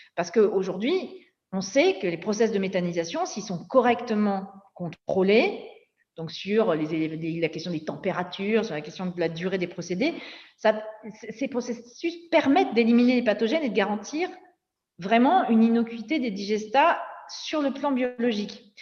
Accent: Nord-Pas-de-Calais mining basin, Hauts-de-France, France; also born or lived in Somme; Moi, je viens du bassin minier du Nord-Pas-de-Calais.

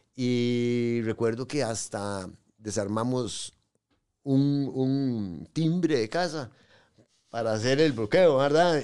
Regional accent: San José, Costa Rica; also born or lived in Pérez Zeledón; yo nací en San José 3 de junio.

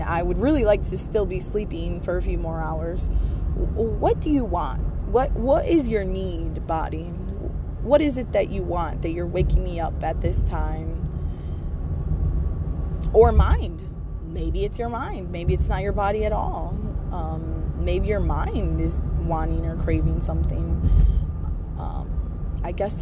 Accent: United States; I'm from America. I grew up here in America

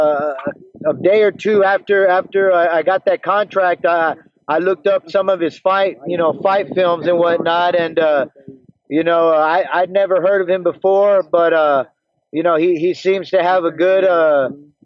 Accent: San Benito, Texas, United States; moved away as an adult; now in Waco, United States; Born and raised in San Benito, Texas

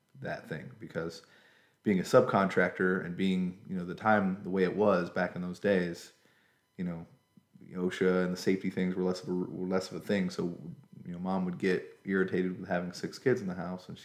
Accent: Griffin, Georgia, United States; also born or lived in Pike County, Georgia / Covington, Georgia; born in Spalding County, Georgia, Griffin. Raised more or less in the Griffin area. We did move when I was in my early teenage years to Pike County, Georgia

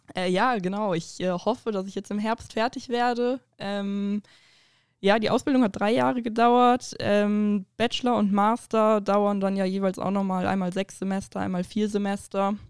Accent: Duisburg, North Rhine-Westphalia, Germany; moved away; ich komme ja halt hier nicht aus der Gegend, äh, wie du ja anfangs gesagt hast. Ich bin in Duisburg geboren.

